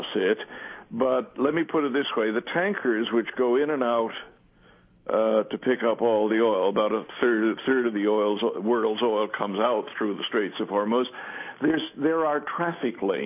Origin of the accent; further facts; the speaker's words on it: Canada; now in United Kingdom; I'm a British citizen and I live here, but I grew up in Canada